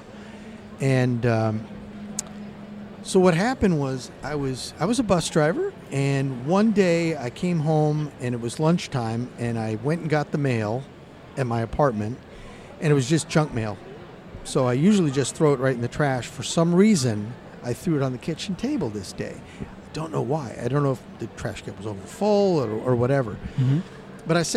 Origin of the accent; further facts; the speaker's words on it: Los Angeles, California, United States; now in Idaho, United States; I live in Idaho now, but I grew up in the San Fernando Valley in Chatsworth.